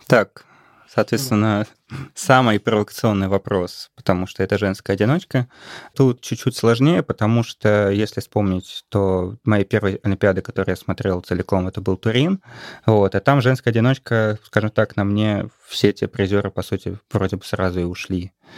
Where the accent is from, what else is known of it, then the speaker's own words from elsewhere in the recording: Saint Petersburg, Russia; я из Петербурга